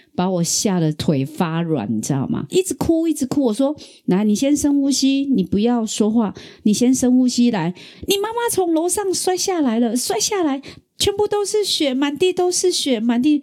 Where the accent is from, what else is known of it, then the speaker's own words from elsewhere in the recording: Taiwan; also born or lived in Kaohsiung; 身为台湾人